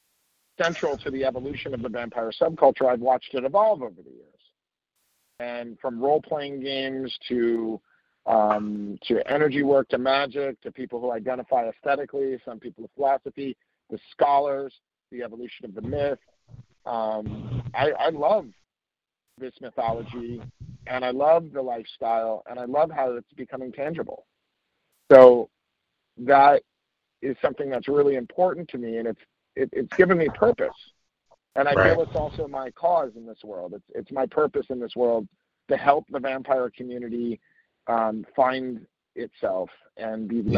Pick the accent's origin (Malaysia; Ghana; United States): United States; New Jersey; also born or lived in Dubai; I grew up in New Jersey and spent some time in Dubai when I was a kid